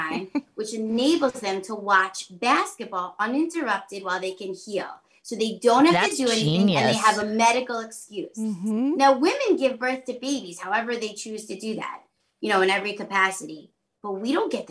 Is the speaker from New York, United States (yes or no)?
yes; Long Island, New York, United States; I'm from Long Island